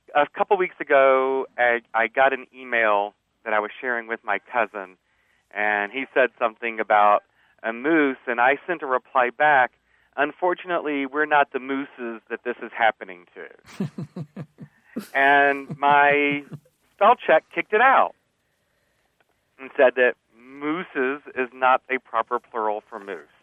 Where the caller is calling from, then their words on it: Denver, Colorado, United States; I'm calling from Denver, Colorado